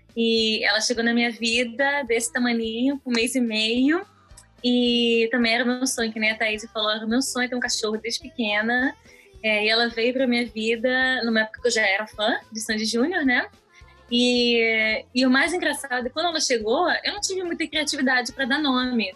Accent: Brazil; also born or lived in Israel; quando eu me mudei ao Brasil, eu já tinha cinco, quase seis anos de idade

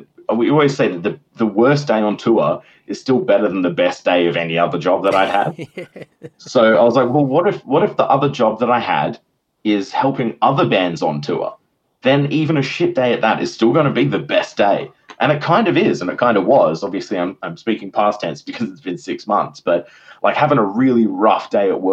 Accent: Perth, Western Australia, Australia; I had a lot of really good experiences in Perth growing up around the Soundworks guys

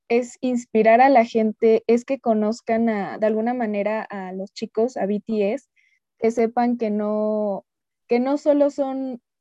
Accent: Hidalgo, Mexico; Yo soy originaria de, México, del estado de Hidalgo

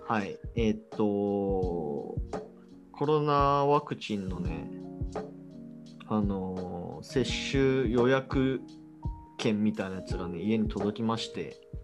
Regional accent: Hiroshima, Japan; now in Nakano, Tokyo, Japan; 俺の地元ひろ、広島県だけど

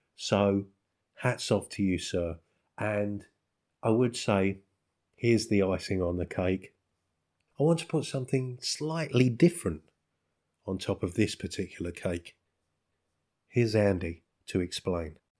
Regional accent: England, United Kingdom; as a Englishman, as a British person

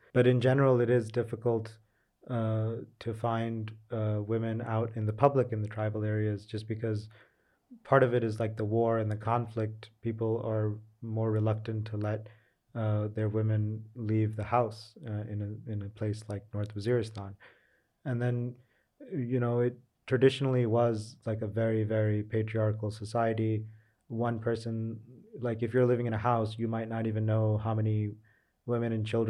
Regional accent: Pakistan; I'm not a foreigner, so I'm considered a Pakistani as well. So technically I can go into these areas.

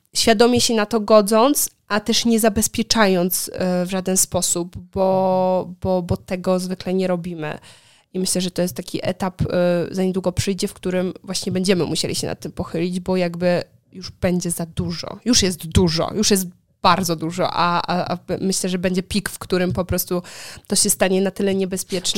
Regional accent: Poland; moved away as an adult; also born or lived in Wrocław; now in Warsaw, Poland; wychowując się na wsi, co prawda moja wieś, z której pochodzę, nie jest taką typową wsią

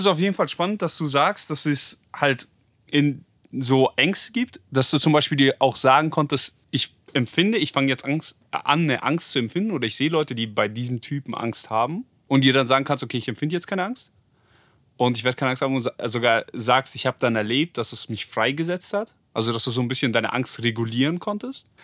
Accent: Germany; wir Deutschen sind richtig finanziell

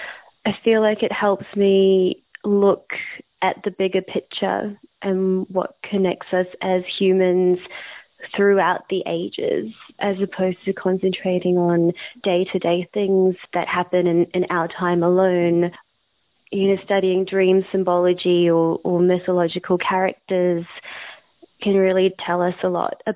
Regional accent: India; And being an Indian woman in India, you're treated a certain way.

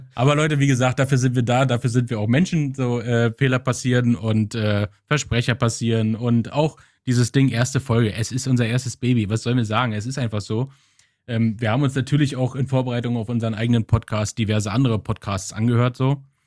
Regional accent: Germany; now in Flensburg, Germany; Ich komme aus der Nähe von Berlin

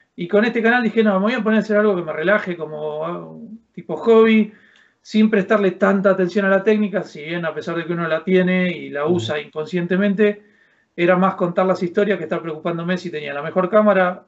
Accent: Argentina; moved away as an adult; now in Alcalá de Henares, Spain; Soy un argentino que se vino a vivir a los 42 años a España

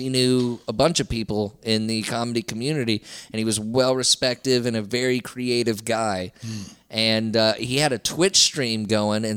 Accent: Southeast Texas, United States; I'm from Southeast Texas

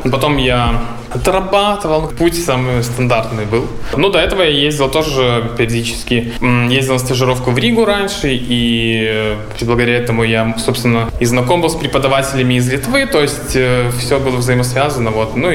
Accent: Belarus; moved away; Э, из Беларуси я, получается, переехал почти уже 4 месяца назад.

